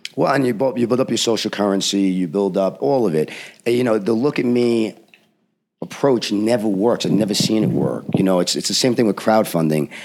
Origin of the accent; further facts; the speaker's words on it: United States; I'm an American writer